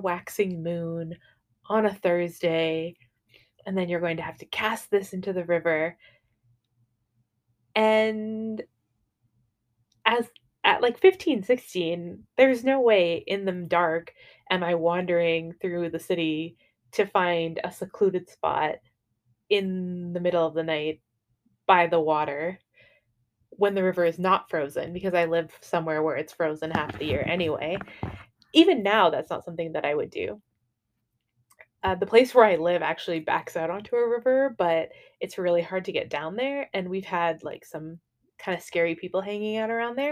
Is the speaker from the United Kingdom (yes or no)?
no; Canada; also born or lived in Dublin, Ireland; I was baptized in Dublin, and then I was raised in Canada.